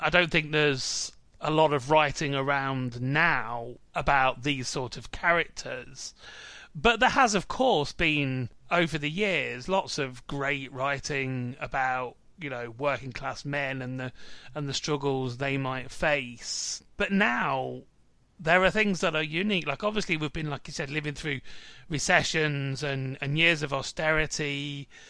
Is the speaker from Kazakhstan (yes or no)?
no; Midlands, United Kingdom; moved away; also born or lived in London; I'm from the Midlands originally. I come from a town where all the estates are on one side of the town